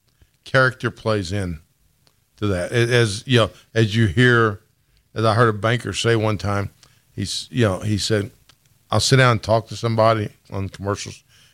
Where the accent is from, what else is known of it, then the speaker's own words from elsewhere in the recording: Newburgh, Indiana, United States; I'm not from these. I'm from Newburgh